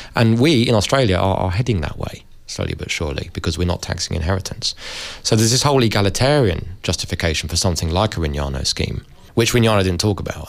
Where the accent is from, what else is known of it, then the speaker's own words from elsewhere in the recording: London, United Kingdom; I'm from London. Uh, London's a very multiracial place. Uh, I went to went to a school with you know kids from Pakistan, India, the Caribbean, Africa